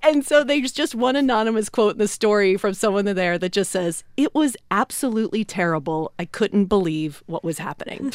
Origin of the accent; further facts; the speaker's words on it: Philadelphia, Pennsylvania, United States; my hometown of Philly